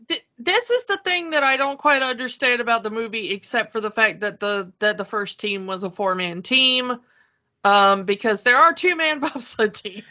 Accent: south Georgia, United States; moved away; also born or lived in Chicago; I'm not just from Georgia. I'm from like the south of Georgia.

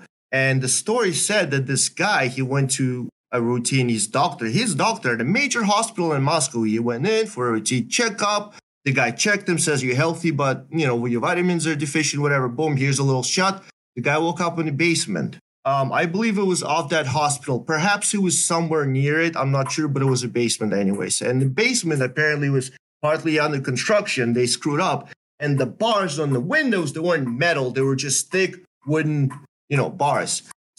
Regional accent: Belarus; English is a second language; So I'm growing up in Belarus. I'm partly my mother's side is in Belarus.

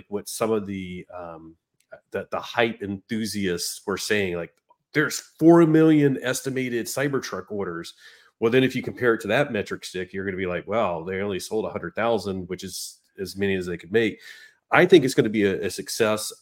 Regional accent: North Carolina, United States; now in Southern California, United States; where I grew up in North Carolina, where everybody had a pickup truck

